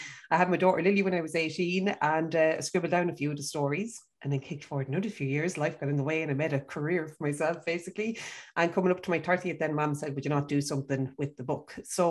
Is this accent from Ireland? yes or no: yes; County Kildare, Leinster, Ireland; So I am from County Kildare.